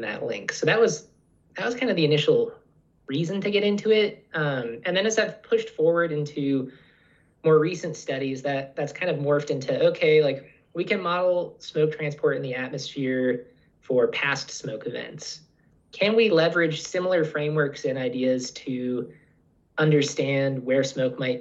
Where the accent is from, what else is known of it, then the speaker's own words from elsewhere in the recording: Pacific Northwest, United States; now in Utah, United States; a childhood of growing up, spending a lot of time outdoors, a lot of outdoor recreation, just kind of appreciating the mountains and rivers. I'm from the Pacific Northwest